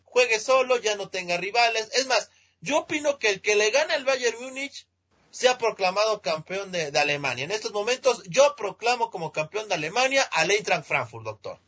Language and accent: Spanish; Mexico; aquí en mi país, en México